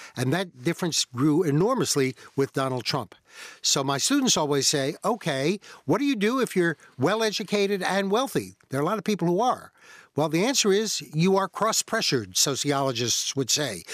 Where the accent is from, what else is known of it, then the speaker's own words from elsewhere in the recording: Virginia, United States; I grew up in Virginia, which at that time was really part of the South